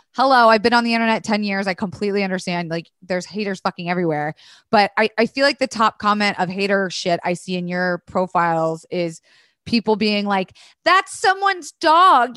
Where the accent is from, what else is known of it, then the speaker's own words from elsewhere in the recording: Florida, United States; I was raised in Florida